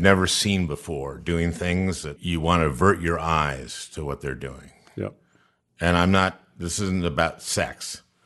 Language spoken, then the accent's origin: English; St. Louis Park, Minnesota, United States; I was born in 1951. I, I grew up in St. Louis Park